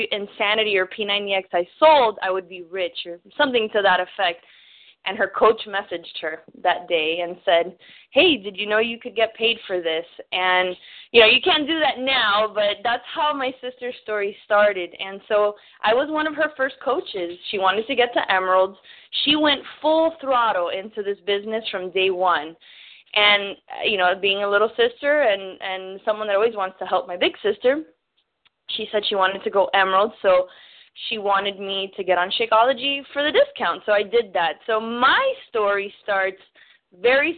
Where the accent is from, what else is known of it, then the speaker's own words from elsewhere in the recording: South Florida, United States; I am from sunny South Florida. My parents are, you know, Cuban, so that's where the accent comes from